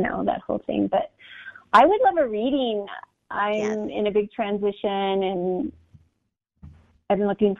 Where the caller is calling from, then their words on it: Denver, Colorado, United States; I'm currently in Denver, Colorado.